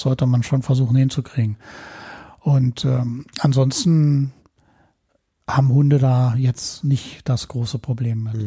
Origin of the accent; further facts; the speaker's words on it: Berlin, Germany; ich bin quasi damit aufgewachsen mhm. im ähm, städtischen Berlin